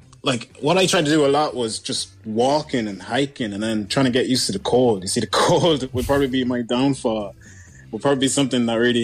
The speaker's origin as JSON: {"language": "English", "town": "Monrovia", "region": "Montserrado", "country": "Liberia", "tie": "born or raised there", "also_born_or_lived": "Westmead", "moved": "yes", "said": "I grew up in Monrovia, Liberia"}